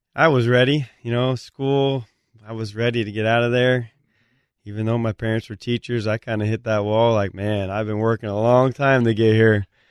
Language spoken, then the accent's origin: English; Blaine, Washington, United States; moved away; I'm from Blaine, Washington. We got a population, three thousand.